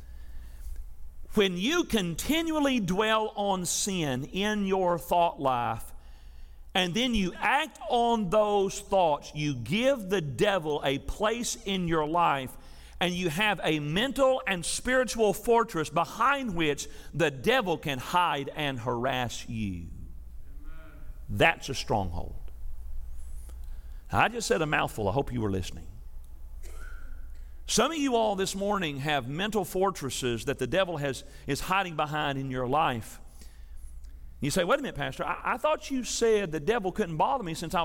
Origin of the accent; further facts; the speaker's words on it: Tennessee, United States; I'm from Tennessee